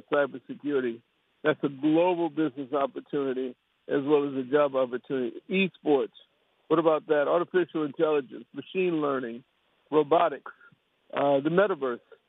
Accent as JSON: {"language": "English", "town": "St. Louis", "region": "Missouri", "country": "United States", "said": "I'm from St. Louis. I hail from St. Louis, although I have properties around the country"}